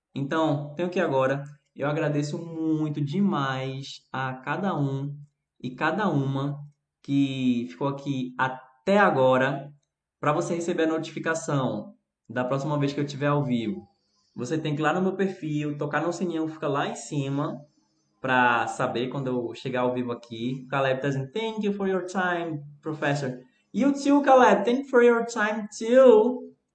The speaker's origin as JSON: {"language": "Portuguese", "country": "Brazil", "said": "sou brasileiro"}